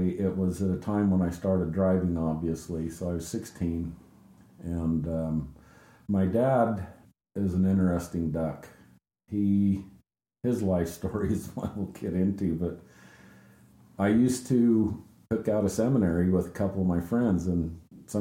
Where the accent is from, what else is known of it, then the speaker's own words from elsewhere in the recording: Crescent City, California, United States; born in Crescent City, California